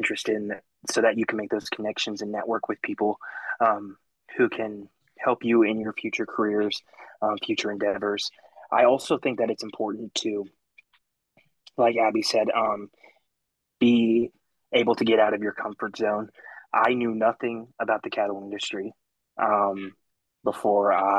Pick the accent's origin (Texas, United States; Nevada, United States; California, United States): Texas, United States; Arlington; now in Stephenville, United States; I grew up in Arlington, not far from Fort Worth, a huge town